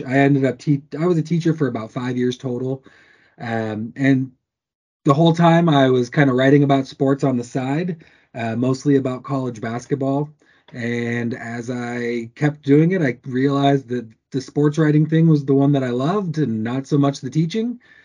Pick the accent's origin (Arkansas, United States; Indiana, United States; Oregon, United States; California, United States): Oregon, United States; Corvallis; I grew up in Corvallis